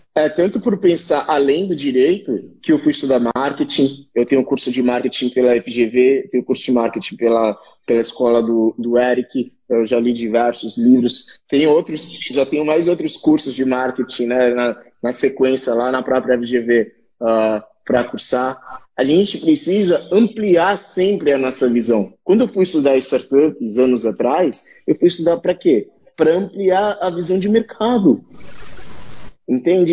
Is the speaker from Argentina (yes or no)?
no; Santos, São Paulo, Brazil; eu sou de Santos, aqui a gente fala tu para tudo.